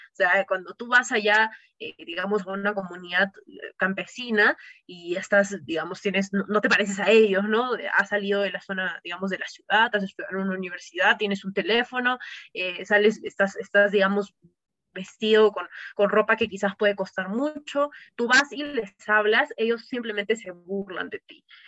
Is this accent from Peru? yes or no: yes; Cusco, Peru; yo soy, por ejemplo, cusqueña, yo vivo